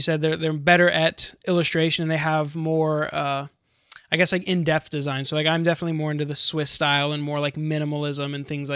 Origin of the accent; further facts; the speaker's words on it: Florida, United States; we're from Florida